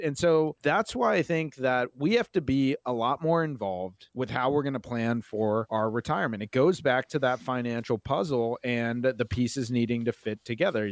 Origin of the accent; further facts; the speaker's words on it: Maryland, United States; I'm from Maryland. I love this place. It's home to me